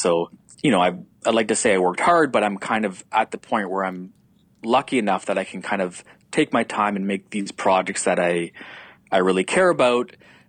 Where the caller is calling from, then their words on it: Canada; I'm calling up from Canada just to give context to your listeners.